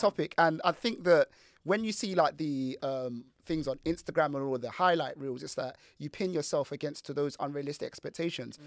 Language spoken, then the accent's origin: English; Nigeria; as a Nigerian man